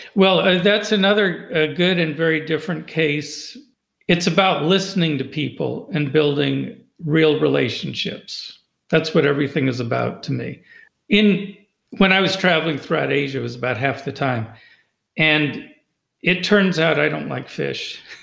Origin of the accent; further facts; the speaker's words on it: California, United States; now in Loudoun County, United States; where I grew up in California